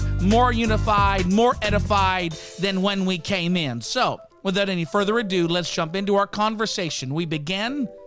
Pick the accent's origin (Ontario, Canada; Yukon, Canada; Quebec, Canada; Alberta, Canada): Ontario, Canada; Hamilton; I'm from Hamilton, Ontario, Canada